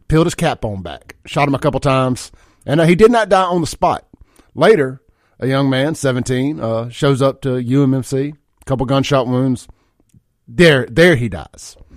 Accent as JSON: {"language": "English", "town": "Byram", "region": "Mississippi", "country": "United States", "tie": "born or raised there", "said": "I grew up in South Jackson Byram, uh, Lake Ridgely out there in Byram when I was a kid."}